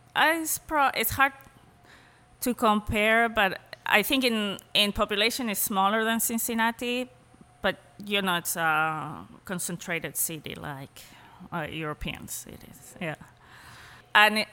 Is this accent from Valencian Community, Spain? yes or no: no; Madrid, Community of Madrid, Spain; English is a second language; moved away as an adult; also born or lived in Paris; now in United States; I grew up in Madrid, which is a big city